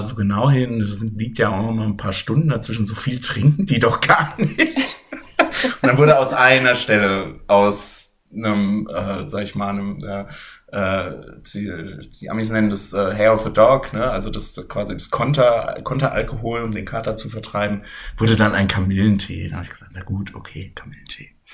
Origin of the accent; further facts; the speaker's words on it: Germany; ich bin aus Deutschland